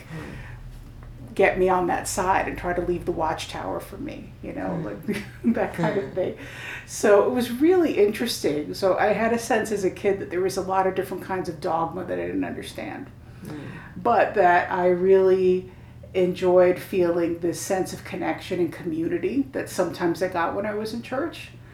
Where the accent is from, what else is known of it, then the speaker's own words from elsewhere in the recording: New York City, New York, United States; when I was a kid, I grew up in Park Slope, in Park Slope, Brooklyn